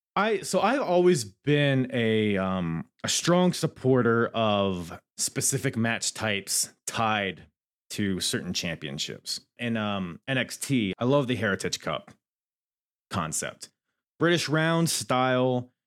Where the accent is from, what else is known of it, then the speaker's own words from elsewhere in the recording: Virginia, United States; accent: Virginia; My stupid Virginia accent.